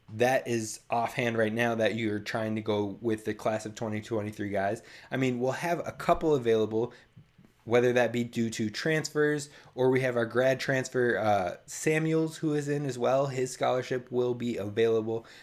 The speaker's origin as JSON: {"language": "English", "region": "Minnesota", "country": "United States", "said": "I'm from Minnesota"}